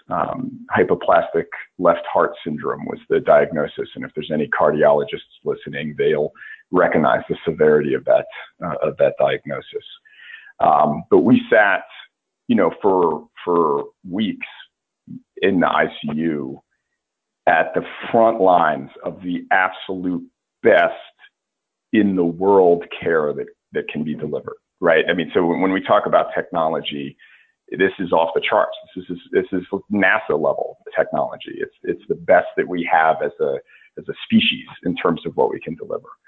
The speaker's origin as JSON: {"language": "English", "region": "Georgia", "country": "United States", "tie": "born or raised there", "said": "Well, I uh, uh, I grew up on the coast of Georgia, and uh, you'd you'd be surprised how many folks don't realize there is a coast of Georgia. but it's uh, uh it's part of the Low Country"}